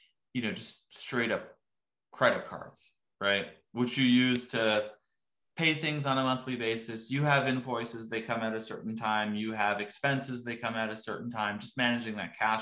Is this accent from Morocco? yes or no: yes; Morocco; moved away; also born or lived in Texas; I'm originally from Morocco